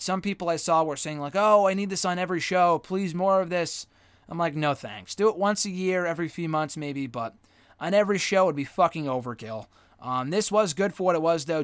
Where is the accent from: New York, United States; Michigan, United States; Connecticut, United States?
Connecticut, United States; we were from Connecticut, that we came all the way from Connecticut